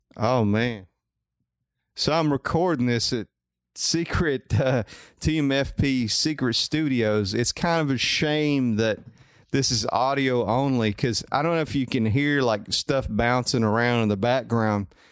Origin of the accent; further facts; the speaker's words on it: Coleman, United States; also born or lived in Huntsville; I'm from Coleman